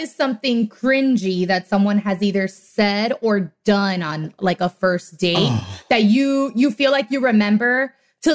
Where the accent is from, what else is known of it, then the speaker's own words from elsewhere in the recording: Miami, Florida, United States; I'm from Miami